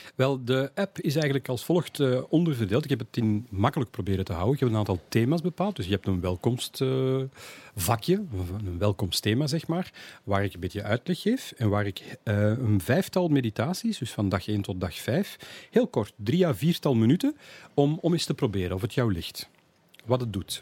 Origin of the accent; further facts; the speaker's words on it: Antwerp, Flanders, Belgium; als echte Antwerpenaar